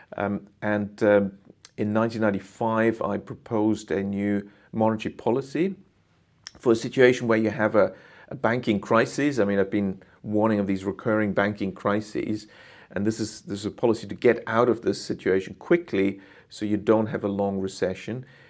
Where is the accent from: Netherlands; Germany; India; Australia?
Germany; moved away as an adult; also born or lived in United Kingdom / Japan; I'm originally from Germany, went to the U K to study economics